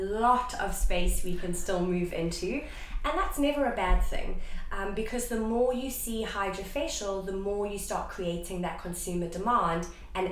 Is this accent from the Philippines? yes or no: no; South Africa; moved away as an adult; now in United Kingdom; I am originally from South Africa, yes. And I moved to the UK about, well, it was in April 2021.